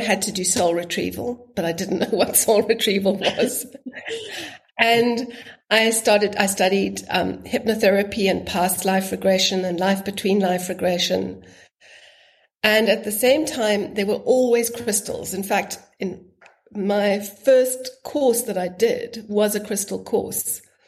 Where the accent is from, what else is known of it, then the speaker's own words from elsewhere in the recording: Zimbabwe; born there; I was born in Zimbabwe, and he'd always spoken about his trips to Minor, but I'd never gone.